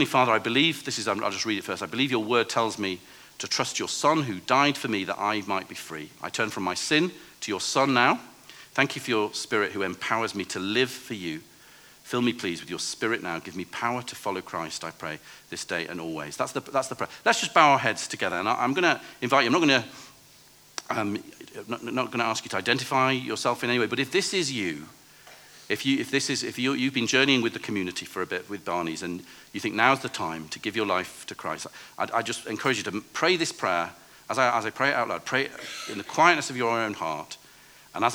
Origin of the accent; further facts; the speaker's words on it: England, United Kingdom; I'm a pastor from England